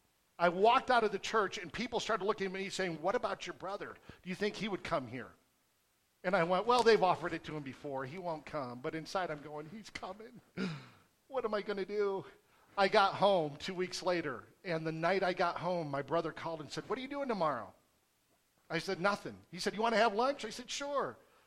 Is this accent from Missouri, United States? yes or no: no; Michigan, United States; born there; also born or lived in Wales; now in Las Cruces, United States; I was born in the Midwest, Michigan, the Great Lake State, where it rains all the time.